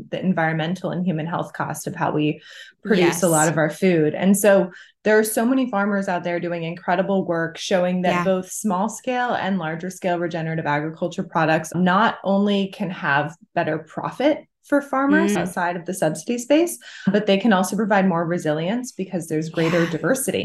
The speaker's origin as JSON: {"language": "English", "region": "California", "country": "United States", "tie": "born or raised there", "said": "I grew up in California"}